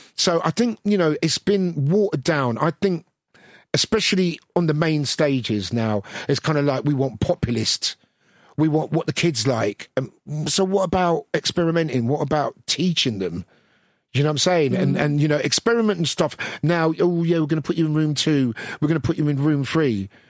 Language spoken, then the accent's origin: English; London, United Kingdom; growing up in Brixton